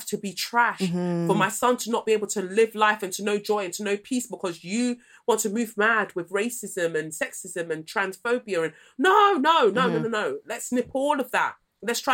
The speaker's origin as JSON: {"language": "English", "country": "United Kingdom", "said": "As British people"}